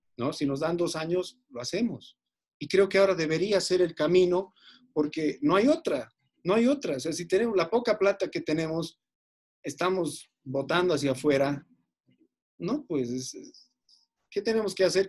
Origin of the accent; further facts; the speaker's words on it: Bolivia; Soy un boliviano amante de esta tierra, no me voy a ir nunca de este país